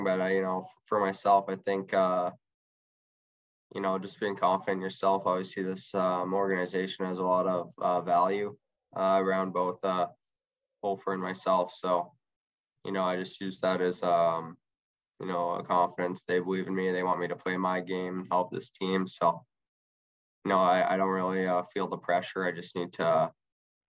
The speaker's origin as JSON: {"language": "English", "town": "Edmonton", "region": "Alberta", "country": "Canada", "moved": "yes", "lives_now": "Kamloops, Canada", "said": "I'm from Edmonton area"}